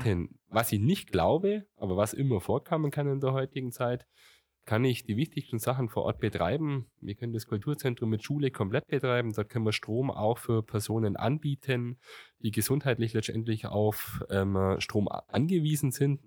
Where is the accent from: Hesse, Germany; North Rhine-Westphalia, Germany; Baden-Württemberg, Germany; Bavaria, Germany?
Bavaria, Germany; Gundremmingen area; ich war, glaube ich, im Dorfläden schon jetzt in Remsheim, meiner Heimatgemeinde, sehr aktiv